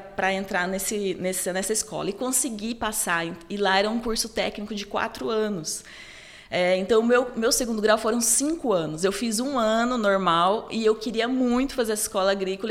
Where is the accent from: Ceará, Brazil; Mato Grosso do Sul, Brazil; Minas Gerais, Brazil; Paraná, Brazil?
Mato Grosso do Sul, Brazil; Dourados; eu sou de Dourados, sou nascida em Dourados